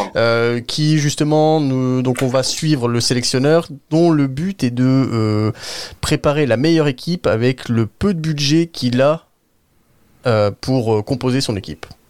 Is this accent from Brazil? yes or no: no; France; pour nous en tant que Français et Européens